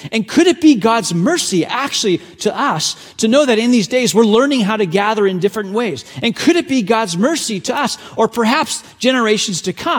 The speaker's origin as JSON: {"language": "English", "country": "China", "tie": "born or raised there", "second_language": "English", "said": "the way, I grew up in a part of the world where I'm very familiar with what persecution looks like. I was born in China."}